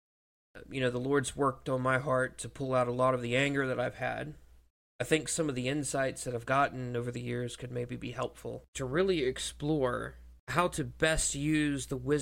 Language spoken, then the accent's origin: English; South Mississippi, United States; So I am a Mississippi boy. I come from South Mississippi